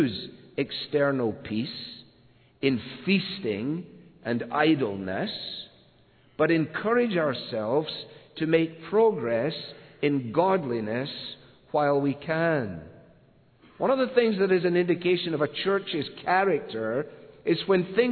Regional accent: Scotland, United Kingdom; moved away; As a boy growing up in Scotland

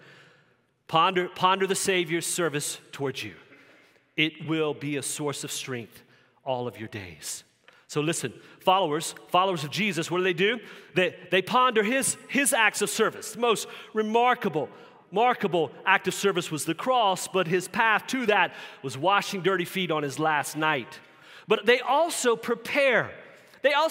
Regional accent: Southern Virginia, United States; growing up in Southern Virginia

